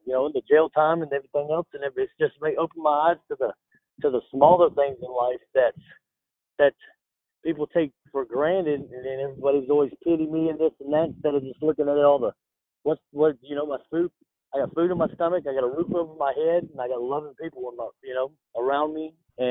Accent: Los Angeles, California, United States; born there; So I was born in Los Angeles, California. I was actually born in an earthquake in Los Angeles, California.

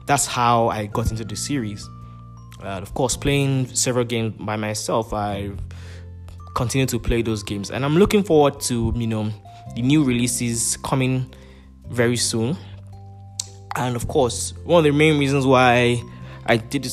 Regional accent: Nigeria; I'm a Nigerian

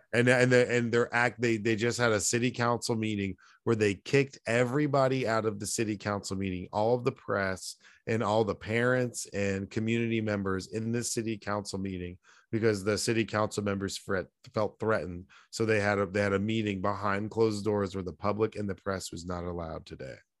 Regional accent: North Texas, United States; there's this triangle in Texas, in North Texas, that includes my hometown

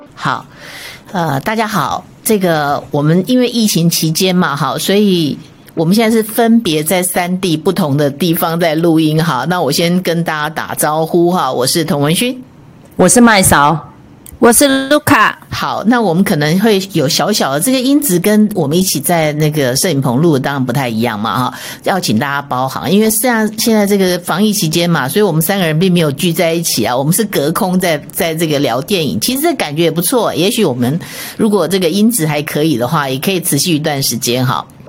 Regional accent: Taiwan; 我觉得我们台湾人其实都过得还蛮幸福的

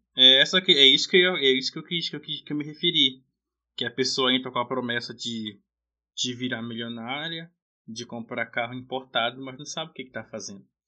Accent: Belém, Pará, Brazil; sou de Belém do Pará

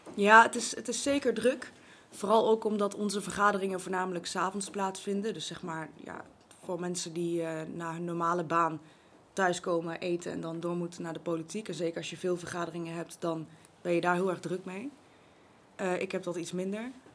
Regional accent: Zevenaar, Gelderland, Netherlands; now in Babberich, Netherlands; Ik ben geboren in Zevenaar, grappig genoeg op het Raadhuisplein, recht tegenover het oude gemeentehuis.

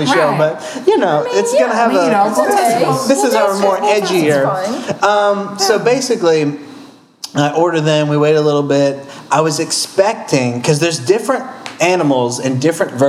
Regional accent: Cajun, Louisiana, United States; I'm a Cajun

